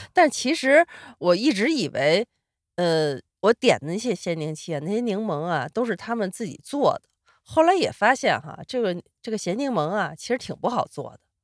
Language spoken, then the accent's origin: Chinese; Sichuan, China; moved away; 因为我四川人